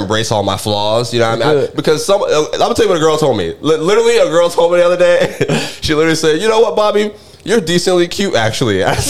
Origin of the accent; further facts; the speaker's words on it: Orlando, Florida, United States; born there; You know, I was born in Orlando. I can claim that if I want to now.